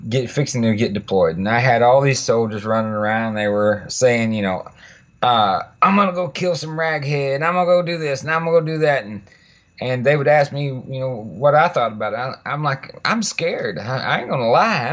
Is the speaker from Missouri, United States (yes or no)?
no; Fort Worth, Texas, United States; I was born and raised in Fort Worth, Texas.